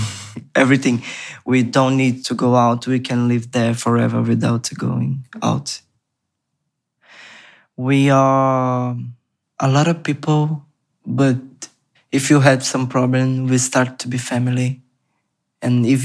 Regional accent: Rio de Janeiro, Brazil; English is a second language; moved away; I'm from Brazil. I'm Brazilian. I come from Favela da Maré, Complexo da Maré, in Rio de Janeiro.

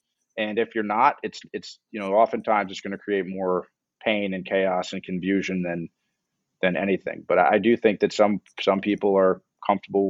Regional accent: Miami, Florida, United States; moved away; also born or lived in New York / Newark, New Jersey; I grew up in Miami

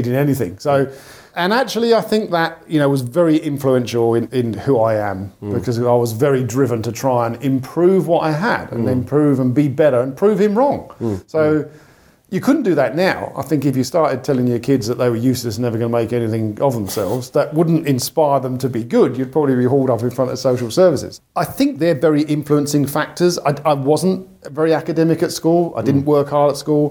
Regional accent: London, United Kingdom; now in Australia; So I grew up in London, or just on the outskirts of London

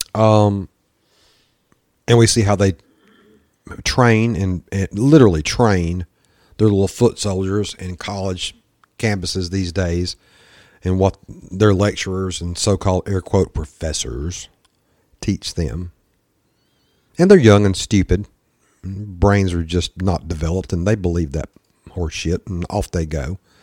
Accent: the South, United States; accent: Southern redneck; my Southern redneck accent certainly comes out.

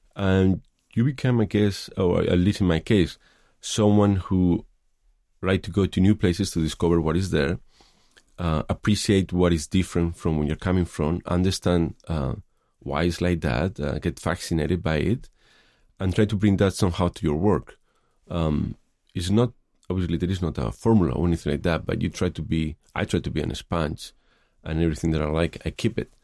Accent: Madrid, Community of Madrid, Spain; moved away as an adult; also born or lived in Los Angeles, United States; now in San Francisco, United States; I grew up in Madrid

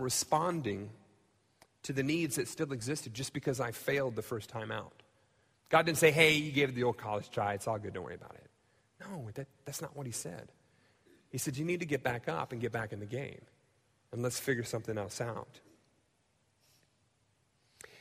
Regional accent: United States; I've grown up in the United States. I love being an American

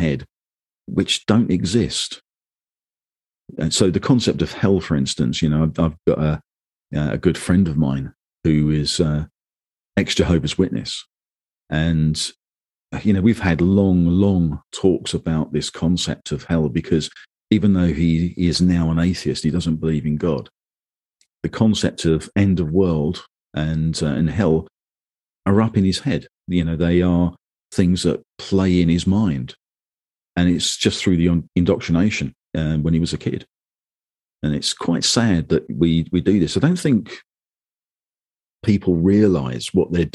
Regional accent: London, United Kingdom; I was born in London into the Church of England

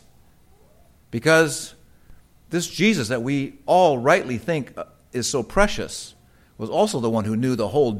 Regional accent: United States; I'm an American

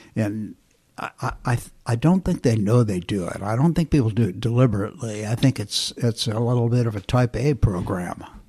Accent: Flint, Michigan, United States; moved away; also born or lived in Indianapolis, Indiana / California; I was born in Flint, Michigan

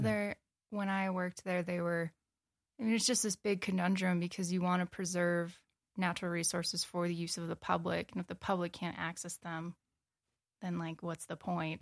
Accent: Wisconsin, United States; moved away as an adult; also born or lived in Corning, Iowa / Colorado / Michigan / Wyoming; now in Bozeman, United States; I grew up in Wisconsin

